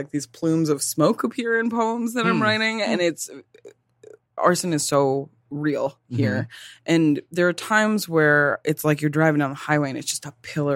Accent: East Coast, United States; accent: Detroit; now in Detroit, United States; I'm from the East Coast

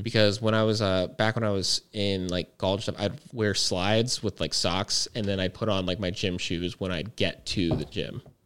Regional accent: Fort Huachuca, Arizona, United States; I grew up in Fort Huachuca, which is very high altitude.

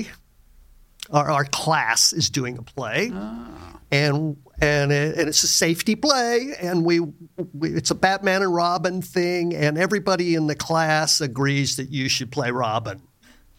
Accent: Oxnard, California, United States; also born or lived in Santa Maria, California / Washington; I was born in Oxnard, California. Oxnard. Both of my parents were from the Arkansas Ozarks and came out to California

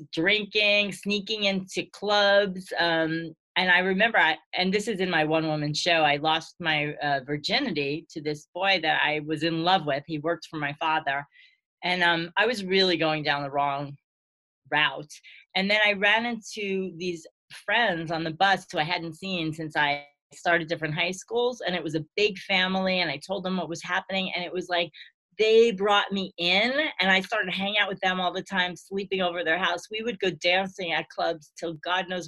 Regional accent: New York City, New York, United States; born or raised there

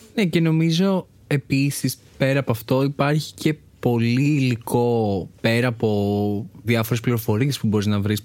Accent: Athens, Attica, Greece; μεγάλωσα στην Αθήνα

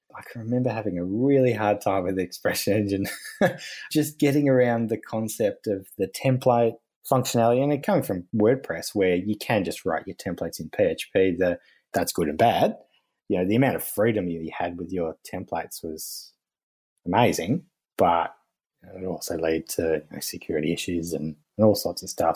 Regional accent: Tasmania, Australia; moved away as an adult; back with my wife to where we grew up in Tasmania, which is the little island down the bottom of Australia

